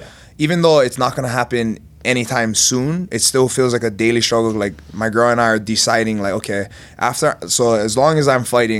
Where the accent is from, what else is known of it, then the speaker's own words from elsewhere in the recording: Big Island, Hawaii, United States; now in Las Vegas, United States; Grew up, born and raised in Hawaii.